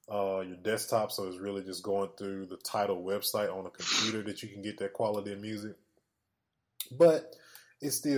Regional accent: Mississippi, United States; born or raised there

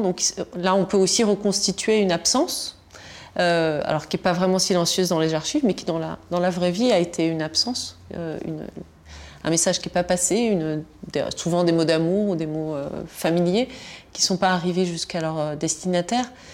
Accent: Tunisia; first language Tunisian Arabic and French; moved away; je, suis née en Tunisie, où j'ai passé mon enfance en Tunisie

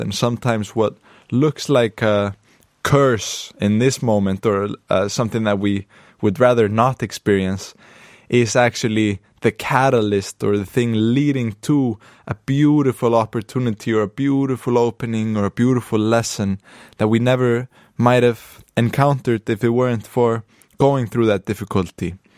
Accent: Akureyri, Northeastern Region, Iceland; I'm in the north of Iceland right now, in my hometown of Akureyri.

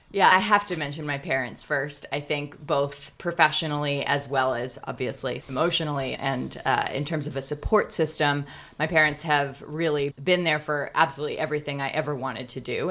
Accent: Pasadena, California, United States; I loved growing up in Pasadena.

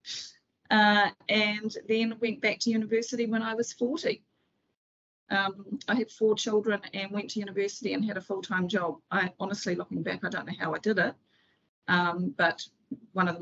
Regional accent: Auckland, New Zealand; also born or lived in Whitianga; Auckland is my hometown

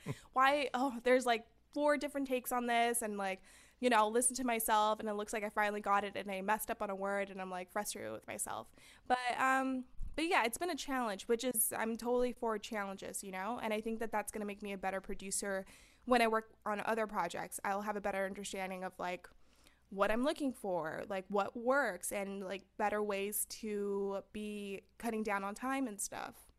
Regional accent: San Fernando, California, United States; I'm from San Fernando, and you know, we didn't have people going to college

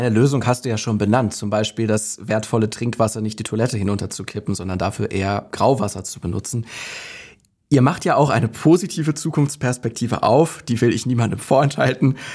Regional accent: Hanover, Lower Saxony, Germany; Also ich denke da jetzt an meine Heimatregion Hannover, die dieses Jahr zum ersten Mal eine Allgemeinverfügung erlassen hat

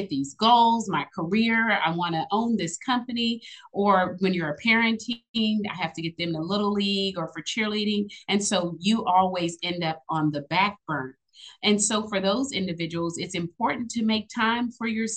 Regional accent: Austin, Texas, United States; I am originally from Austin, Texas.

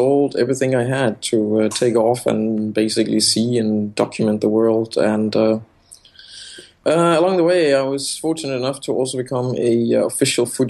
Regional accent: Denmark; moved away as an adult; also born or lived in Copenhagen; I am a photographer from Denmark

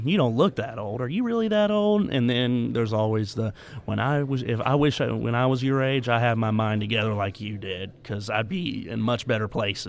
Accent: Savannah, Georgia, United States; I'm from Georgia, Savannah, Georgia, and I am a delegate to the Republican National Convention, the youngest, according to some.

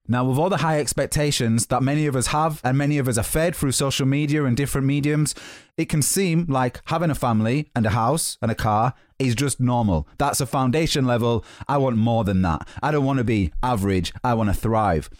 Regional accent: Yorkshire and the Humber, United Kingdom; moved away as an adult; now in London, United Kingdom; I'm from Yorkshire.

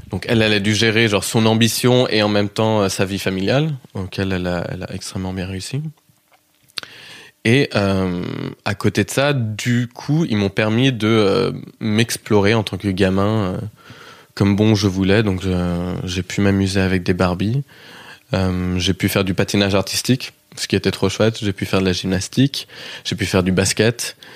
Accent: Kansas, United States; accent: Kansas; Ça vient du Kansas. J'ai un accent qui est assez inidentifiable en vrai, parce que beaucoup de gens ont, du mal à le situer, à le placer. Mais comme je suis rentré aux États-Unis

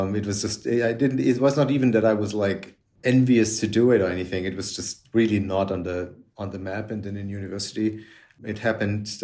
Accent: Germany; moved away as an adult; now in Paris, France; I grew up in Germany and second half of the 70s, early 80s

